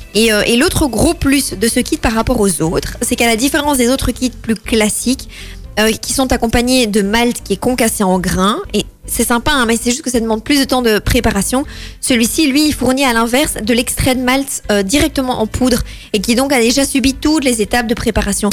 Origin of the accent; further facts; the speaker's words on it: Belgium; on est belge